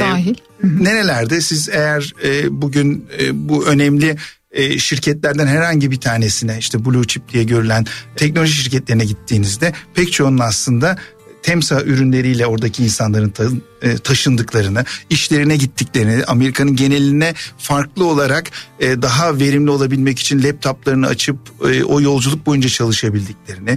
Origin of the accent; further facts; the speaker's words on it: Ankara, Turkey; Ankara'da doğup büyüdüm.